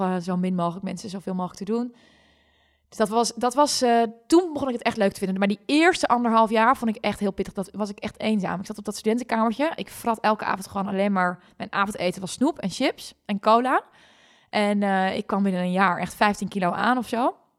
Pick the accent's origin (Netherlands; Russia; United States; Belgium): Netherlands; Friesland; moved away; ben ik gewoon een Fries mega kneuterig meisje